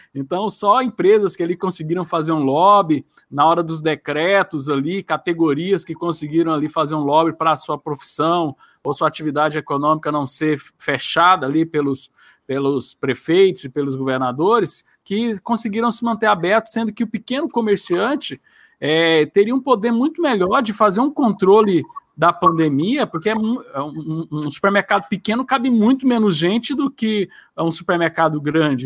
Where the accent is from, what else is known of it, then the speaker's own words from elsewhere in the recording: Goiás, Brazil; aqui eu sou de Goiás